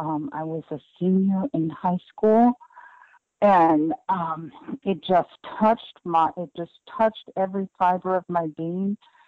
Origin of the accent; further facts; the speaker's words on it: United States; Well, I was fortunate that I grew up 20 minutes outside of New York City. So music was a huge part of my life.